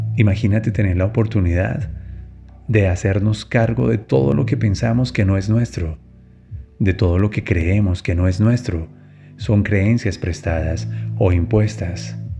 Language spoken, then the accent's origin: Spanish; Colombia; en mi país, en Colombia